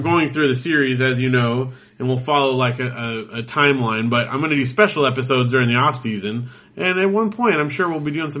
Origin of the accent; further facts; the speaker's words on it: Big Bear, California, United States; I grew up in Big Bear. We didn't get local TV in Big Bear.